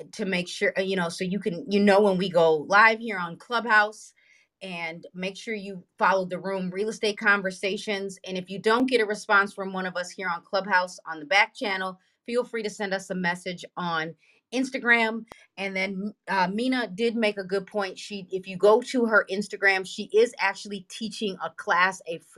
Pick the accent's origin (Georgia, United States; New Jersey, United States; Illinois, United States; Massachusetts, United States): Illinois, United States; Broadview; I grew up in Broadview, Illinois. I don't live in Broadview, Illinois anymore